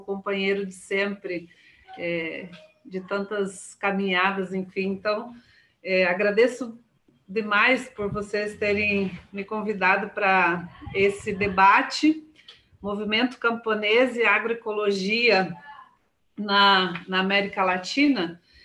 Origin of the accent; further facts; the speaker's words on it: Paraná, Brazil; moved away; Eu sou paranaense também, né? Mas eu estou há 25 anos fora do, do Paraná